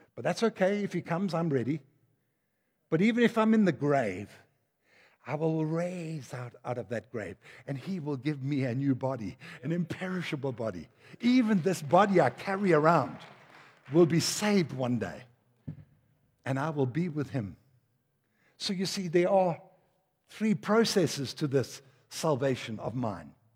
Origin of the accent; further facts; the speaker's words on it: Durban, KwaZulu-Natal, South Africa; also born or lived in Denmark; I come from Durban